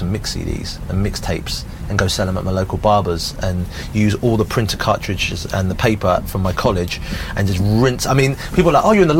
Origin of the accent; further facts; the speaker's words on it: Southampton, South East England, United Kingdom; I've got really like fond memories of growing up in Southampton